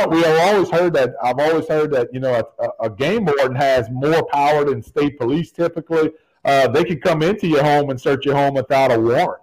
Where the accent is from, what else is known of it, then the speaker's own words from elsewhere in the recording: Evangeline Parish, Louisiana, United States; I grew up in Evangeline parish.